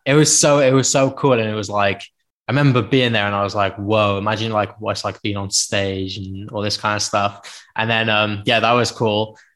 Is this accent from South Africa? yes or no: no; Penarth, Wales, United Kingdom; also born or lived in Cardiff; I was from Penarth